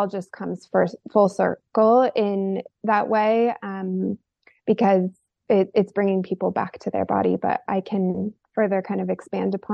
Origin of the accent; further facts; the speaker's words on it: rural Oregon, United States; I grew up in a rural part of Oregon in the desert